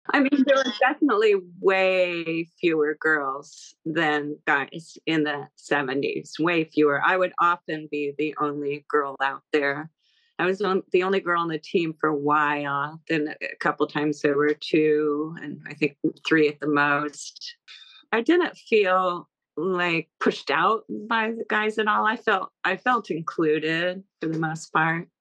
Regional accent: Encinitas, California, United States; I grew up in Encinitas, which is uh, it was a little beach town um, in Southern California.

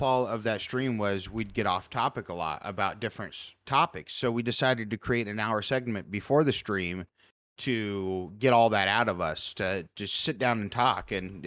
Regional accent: Southwest Iowa, United States; I'm born and raised in Southwest Iowa

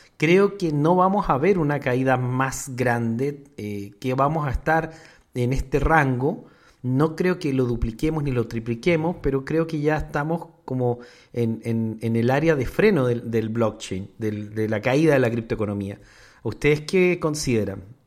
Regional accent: Mexico; nosotros en México

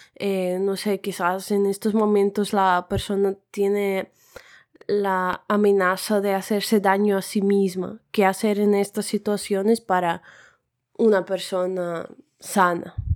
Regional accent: Russia; tengo 23 años y soy rusa

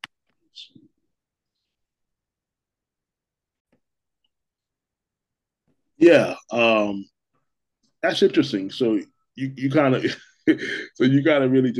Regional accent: Milwaukee, Wisconsin, United States; I'm here from Milwaukee

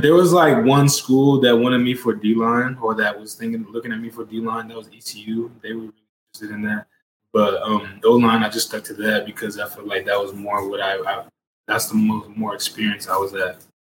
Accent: Lawton, Oklahoma, United States; I am from Lawton, Oklahoma.

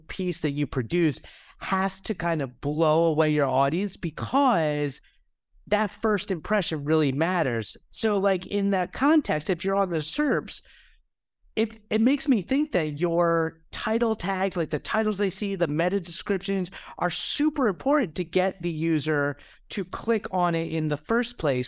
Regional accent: United States; I am American

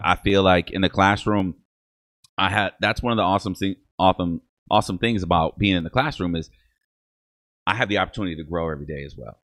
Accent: Toledo, Ohio, United States; first language English; I'm also German on my mother's side, but I grew up with my Mexican family here

